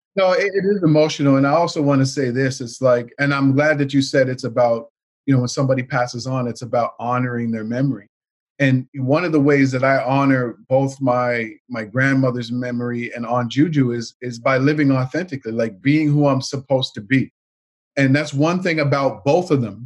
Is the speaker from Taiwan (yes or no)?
no; Canada; My grandparents immigrated from Jamaica to Canada back in the 1960s. And, um, you know, we grew up here in Canada.